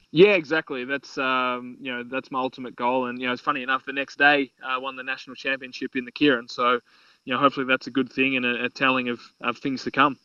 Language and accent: English; Australia; I'm still an Australian